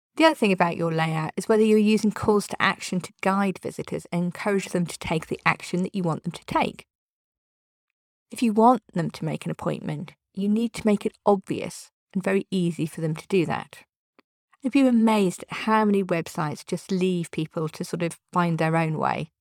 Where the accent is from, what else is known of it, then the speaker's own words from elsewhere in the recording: United Kingdom; I'm British.